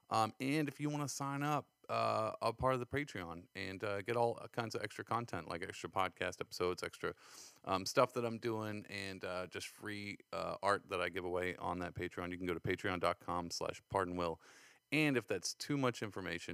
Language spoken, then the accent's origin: English; San Antonio, Texas, United States; now in New York, United States; I come from San Antonio